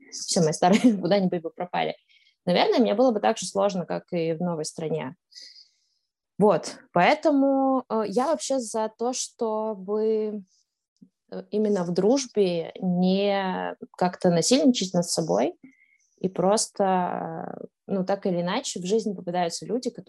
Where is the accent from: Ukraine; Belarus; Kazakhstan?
Kazakhstan; Astana; also born or lived in Moscow, Russia; now in Amsterdam, Netherlands; А до этого в Москве я прожила 8 лет, а до этого я, собственно, родилась и жила в Казахстане, в Астане, которая сейчас Нур-Султан.